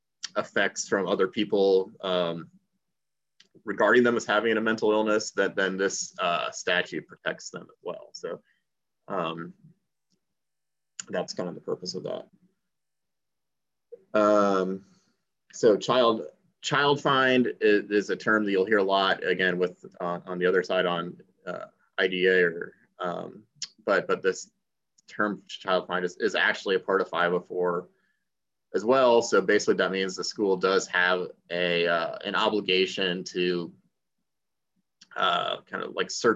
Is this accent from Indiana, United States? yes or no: yes; Indiana, United States; I grew up in Indiana